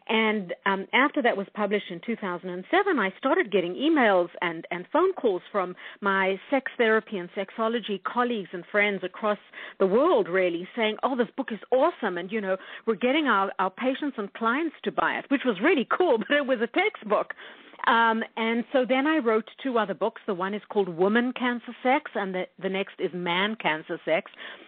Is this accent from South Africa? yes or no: yes; South Africa; now in Winnipeg, California, United States; No, I'm actually from South Africa, and we immigrated to Canada in 1985. So we are Canadian by choice, and Winnipeg is Canada's best kept secret.